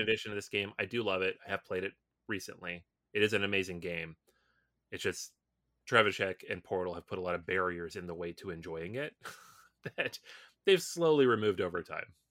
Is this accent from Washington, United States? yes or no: yes; Seattle, Washington, United States; I grew up in Seattle